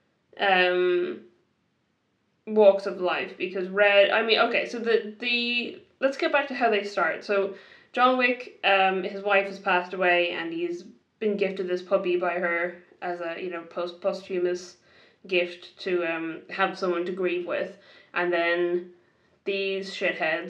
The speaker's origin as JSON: {"language": "English", "country": "Ireland", "said": "Being an Irish person myself"}